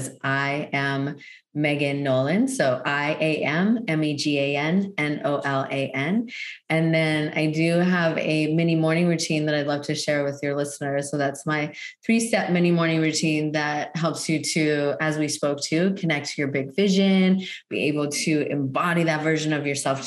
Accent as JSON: {"language": "English", "country": "Canada", "also_born_or_lived": "Hawaii Island, Hawaii", "moved": "as an adult", "lives_now": "Maui, United States", "said": "I'm originally from Canada"}